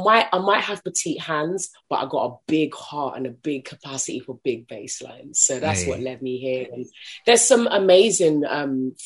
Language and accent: English; London, United Kingdom; I grew up in South London